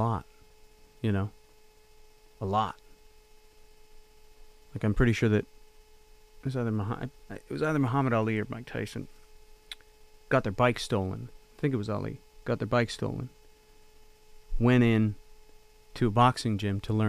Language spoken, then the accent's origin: English; Canada; moved away as an adult; also born or lived in Los Angeles; as a Canadian